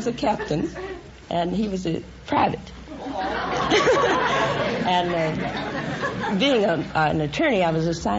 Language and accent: English; London, Kentucky, United States; born or raised there